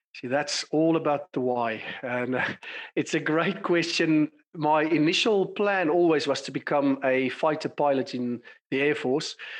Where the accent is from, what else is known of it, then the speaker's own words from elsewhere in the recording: South Africa; moved away as an adult; also born or lived in London, United Kingdom; as you can tell from my accent, I've been born and bred in South Africa